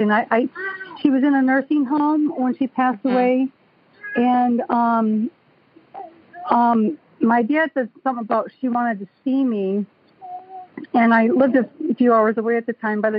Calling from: Auburn Hills, Michigan, United States; I'm calling from Auburn Hills, Michigan.

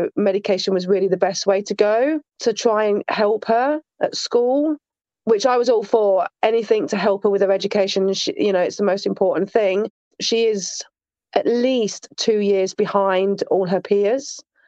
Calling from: Sheffield, Yorkshire and the Humber, United Kingdom; Sheffield, South Yorkshire, England.

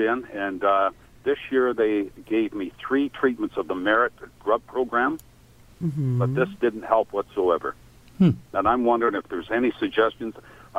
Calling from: Oakville, Ontario, Canada; I'm calling from Oakville as well.

